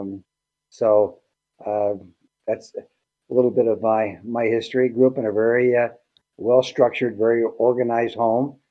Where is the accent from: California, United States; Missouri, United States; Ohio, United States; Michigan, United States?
California, United States; El Centro; moved away; I grew up in Southern California, 10 miles north of the Mexican border